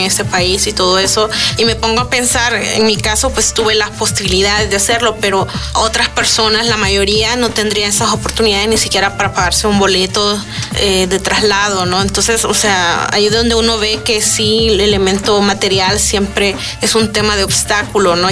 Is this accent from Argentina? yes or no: no; El Salvador; moved away as an adult; now in Mexico; yo vengo de El Salvador y tuve que trasladarme a México